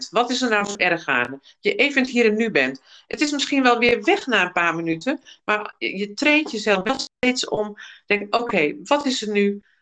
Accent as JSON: {"language": "Dutch", "country": "United Kingdom", "said": "ik, ik Brits dan en ik ben Britse."}